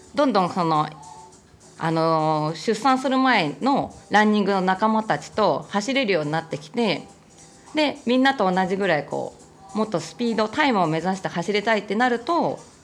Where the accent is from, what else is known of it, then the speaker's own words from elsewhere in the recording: southern Tokyo, Japan; この東京の、あの、南側なんです。ここちょっと私生まれも育ちも、ここの地元